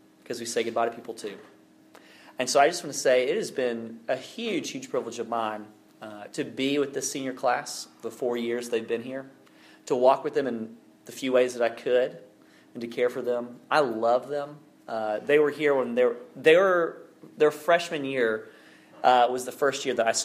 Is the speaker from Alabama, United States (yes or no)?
yes; Alabama, United States; now in North Carolina, United States; worked in my home state of Alabama